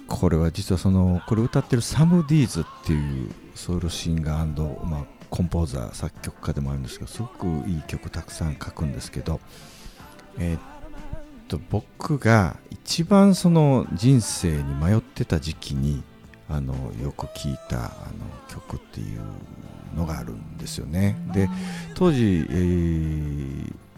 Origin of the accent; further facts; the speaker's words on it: Kinki, Japan; moved away; 僕近畿地方のはい、あの出身